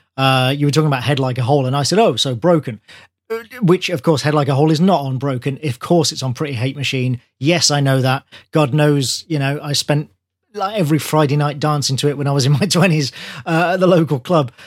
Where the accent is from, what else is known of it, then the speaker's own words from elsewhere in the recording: Birmingham, West Midlands, United Kingdom; Birmingham, my hometown